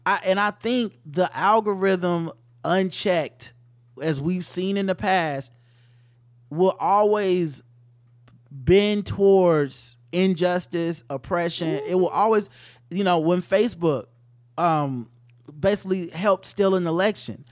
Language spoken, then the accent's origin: English; the South, United States; I'm from the South